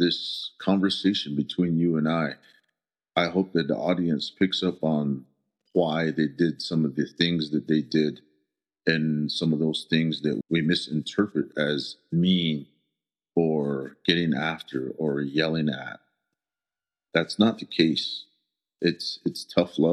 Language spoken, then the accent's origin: English; Shiprock, New Mexico, United States; first language Navajo; English is a second language; also born or lived in Red Valley, Arizona; I was born and raised in Shiprock.